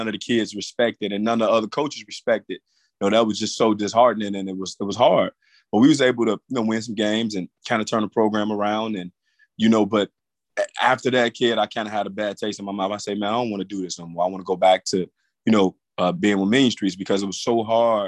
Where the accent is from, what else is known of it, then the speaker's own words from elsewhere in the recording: Chicago, Illinois, United States; also born or lived in Oklahoma; I started from Chicago to the West Side. I played high school basketball at Crane High School